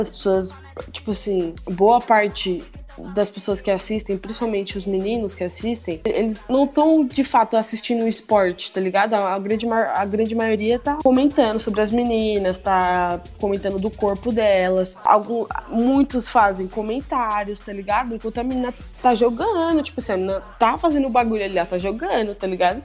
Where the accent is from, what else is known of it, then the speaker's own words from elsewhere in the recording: Osasco, São Paulo, Brazil; eu sou lá de Osasco. É, a minha infância inteira eu praticava muito esporte